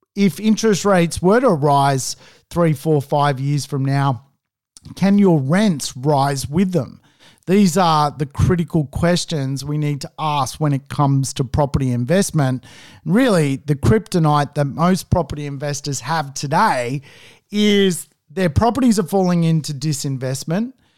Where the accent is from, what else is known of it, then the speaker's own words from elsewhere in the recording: Sydney, New South Wales, Australia; I'm obviously from Sydney.